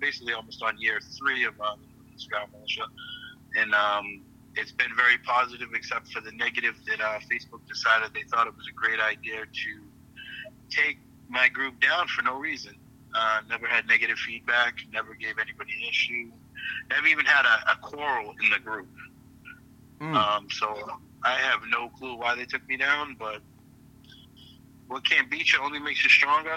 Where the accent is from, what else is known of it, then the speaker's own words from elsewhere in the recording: Chelsea, Massachusetts, United States; also born or lived in Boston, Massachusetts; So I was born in Boston. I never lived a day in Boston. But I am so close to Boston. You can consider me Boston, where I grew up. I grew up in Chelsea, Massachusetts.